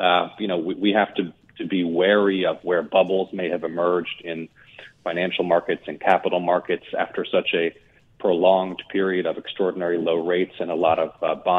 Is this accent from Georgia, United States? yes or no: yes; Georgia, United States; My home state of Georgia produces one-third of America's pecans